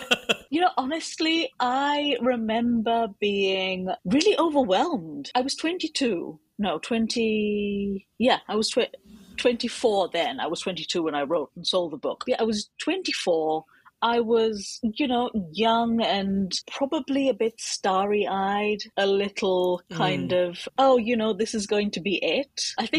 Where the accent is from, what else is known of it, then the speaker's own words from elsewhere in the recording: United Kingdom; I am a British Indian author of almost exclusively fantasy and sci-fi.